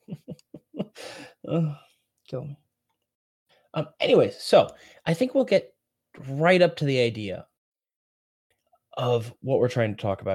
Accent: Rhode Island, United States; I'm from Rhode Island

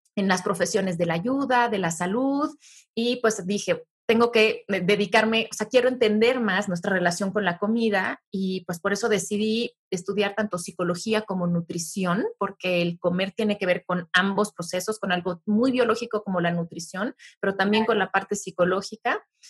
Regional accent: Mexico; yo como mexicano

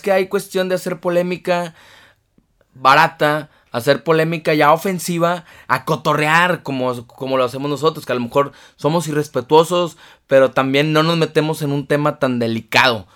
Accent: Tampico, Tamaulipas, Mexico; para mis amigos de Tampico, de, mi tierra

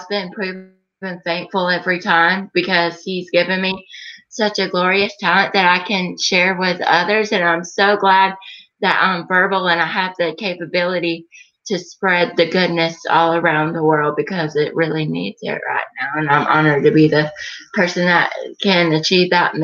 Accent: Gainesville, Georgia, United States; I was born and raised in Gainesville, Georgia

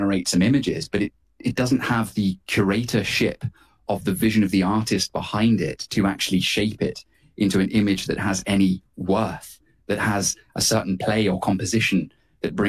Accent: United Kingdom; myself, as a Brit, as a European

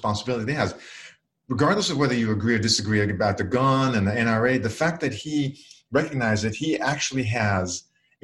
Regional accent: Israel; moved away as an adult; now in United States; I was born and I grew up in Israel.

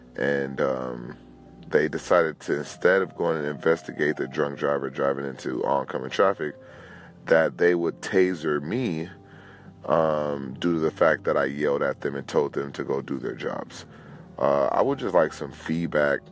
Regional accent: Los Angeles, California, United States; I am a Los Angeles native, born and raised in California

